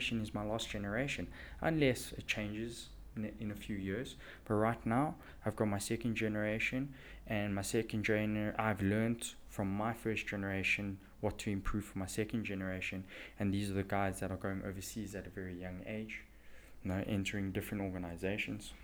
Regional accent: South Africa

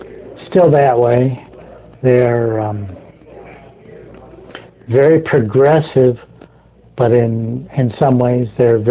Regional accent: Oriental, North Carolina, United States; even though I was raised here in Oriental and the master wore a top hat, and he still does

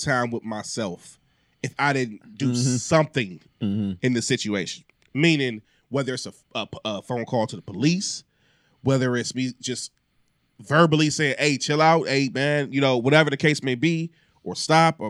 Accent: East Cleveland, Ohio, United States; growing up in East Cleveland

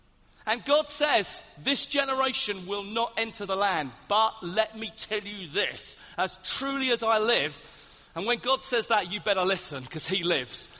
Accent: Hastings, South East England, United Kingdom; I come from Hastings on the south coast

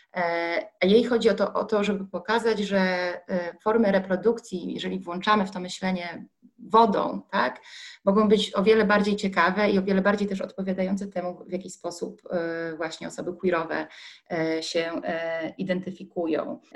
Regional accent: Gdańsk, Pomeranian Voivodeship, Poland; Ja się urodziłam nad Bałtykiem w Gdańsku

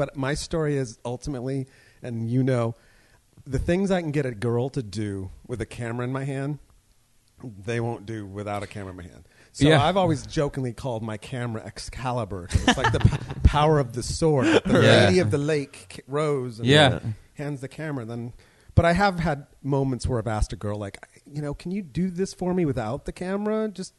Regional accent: San Jose, California, United States; San Jose, California.

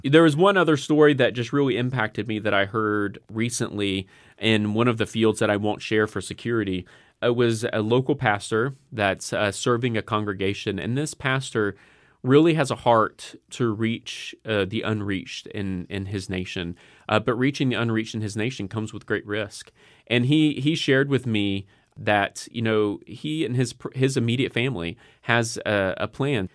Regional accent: United States; as an American

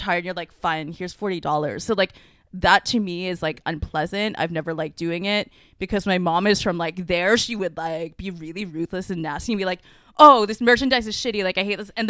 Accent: Canada; I was born here and I'm like barely Chinese. Lewis says my culture is white, which is true because I'm from Canada.

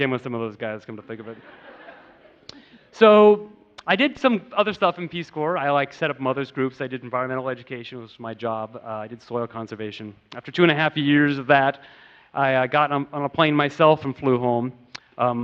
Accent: United States; growing up in America with like Richard Scarry and Lowly Worm

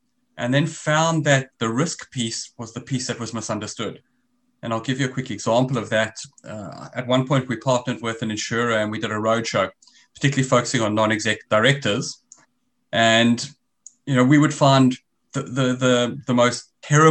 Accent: South Africa; accent: South African; moved away as an adult; now in Australia; As you can hear from my accent, I'm originally South African.

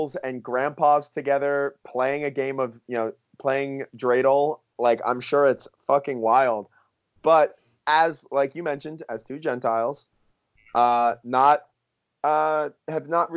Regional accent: West Palm Beach, Florida, United States; moved away; growing up in West Palm Beach, Florida, I went to plenty of Hanukkah parties

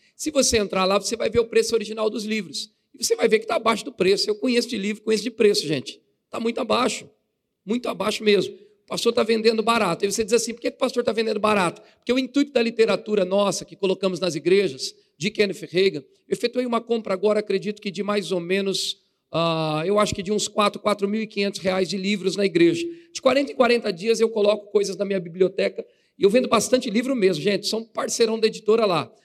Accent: São Paulo, Brazil; moved away as an adult; now in Assis, Brazil; sou da cidade de Assis, na verdade sou da capital São Paulo. Estou fazendo a obra de Deus em Assis, fui enviado para lá

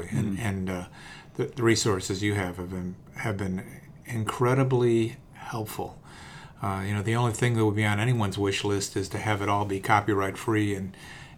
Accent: Chicago, Illinois, United States; I grew up in Chicago

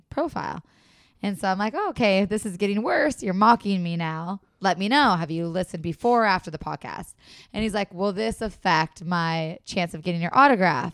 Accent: Upper Midwest, United States; accent: Minnesota or Wisconsin; I have an accent? And so obviously that's Minnesota or Wisconsin.

